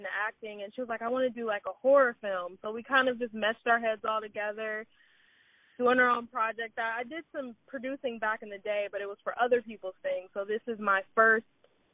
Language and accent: English; Cleveland, Ohio, United States; I'm originally from Cleveland, Ohio